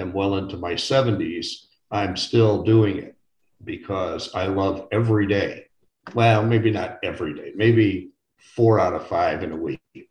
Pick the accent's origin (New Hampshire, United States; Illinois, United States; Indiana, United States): Illinois, United States; Chicago; moved away as an adult; now in Phoenix, United States; I'm from Chicago, Illinois originally, but I have lived now 20 years out in Phoenix, Arizona